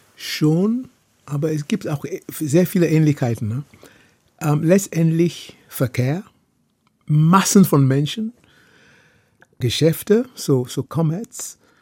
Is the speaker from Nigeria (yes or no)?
yes; Lagos, Nigeria; German is a second language; moved away as an adult; also born or lived in Oxford, England / Heidelberg, Germany; now in Germany; ich bin in Lagos groß geworden